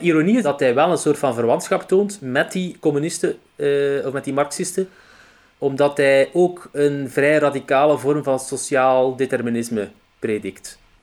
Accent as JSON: {"language": "Dutch", "town": "Roeselare", "region": "Flanders", "country": "Belgium", "also_born_or_lived": "Ghent", "accent": "Roeselare dialect (West Flemish)", "said": "die zeer typisch is voor het Roeselaarse dialect. Nou. Dus dat ook mijn dialect is"}